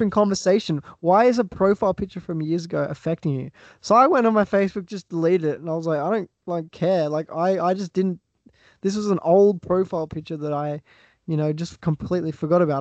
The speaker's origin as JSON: {"language": "English", "country": "Australia", "accent": "Australian", "said": "I'm from Australia. Oh, you could probably tell that by the accent."}